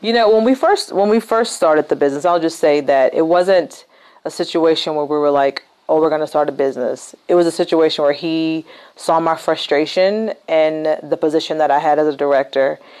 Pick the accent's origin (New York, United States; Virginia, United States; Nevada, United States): Virginia, United States; Rustburg; I was born and raised in Virginia. Mm-hmm. Um, the little town I grew up in is called Rustburg